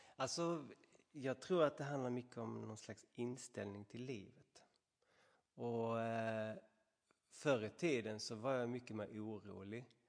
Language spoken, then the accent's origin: Swedish; Sweden; långt borta från alla vänner och familj och allt det trigga hemma i Sverige